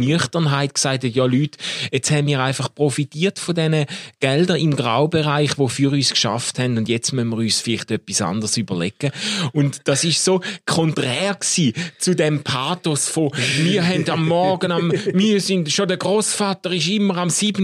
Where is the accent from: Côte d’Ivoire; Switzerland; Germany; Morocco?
Switzerland; in meiner Kindheit und Jugend immer wieder begegnet ist, so in diesen Kreisen, wo wir uns bewegt haben, ist schon ein wahnsinniger Stolz oder äh, fast eben dann schon eine Einbildung darauf, dass wir als Schweizer